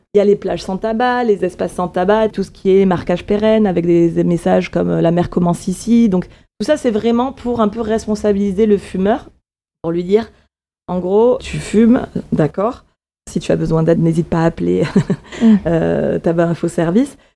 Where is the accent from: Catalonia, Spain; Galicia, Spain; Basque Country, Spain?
Galicia, Spain; A Coruña; now in France; je suis née en Galice, en Espagne